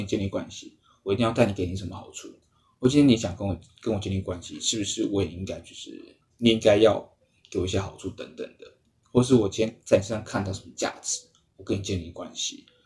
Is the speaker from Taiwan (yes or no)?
yes; Taiwan; 我们台湾人